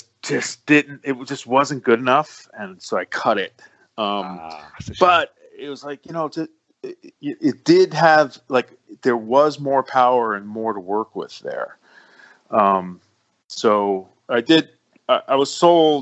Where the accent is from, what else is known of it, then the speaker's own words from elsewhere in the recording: New York City, New York, United States; I'm from the Bronx, and I got this whole New York thing.